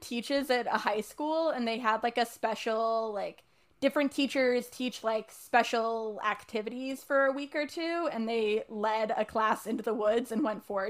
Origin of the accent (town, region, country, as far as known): Cincinnati, United States; born or raised there; moved away